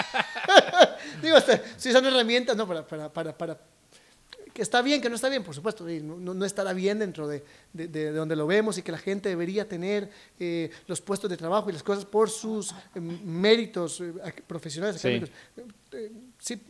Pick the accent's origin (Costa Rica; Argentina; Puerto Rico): Costa Rica; me siento orgullosamente costarricense